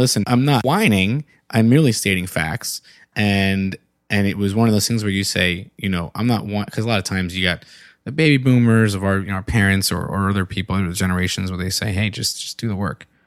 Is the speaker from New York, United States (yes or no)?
yes; New York, United States; also born or lived in Philadelphia; now in Baltimore, United States; growing up in, in New York